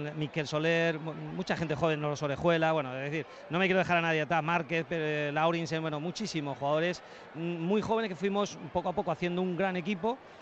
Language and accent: Spanish; Puertollano, Castilla-La Mancha, Spain; moved away; mi pueblo, en el Puerto Llano